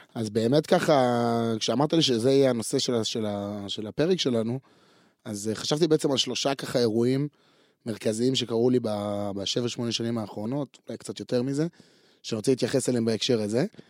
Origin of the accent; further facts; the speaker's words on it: Afula, Northern District, Israel; אני נולדתי אה, בעפולה, בצפון